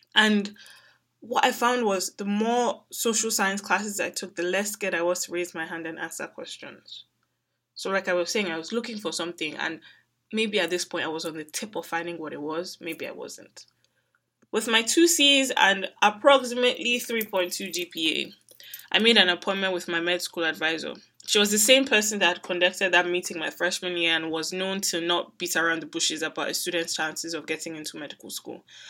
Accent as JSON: {"language": "English", "country": "Nigeria", "tie": "born or raised there", "said": "Growing up in Nigeria"}